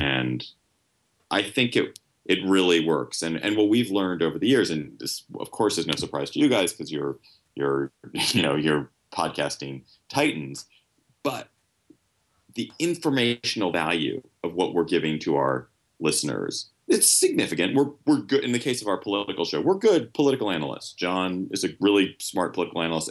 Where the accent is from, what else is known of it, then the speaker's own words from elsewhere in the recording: Washington, District of Columbia, United States; I grew up in Washington, and, and after college, came back to Washington